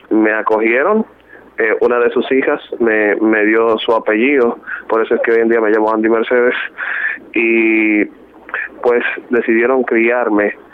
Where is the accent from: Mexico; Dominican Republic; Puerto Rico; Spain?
Dominican Republic; born there; Yo soy dominicano de nacimiento. Este, soy el menor de ocho hermanos.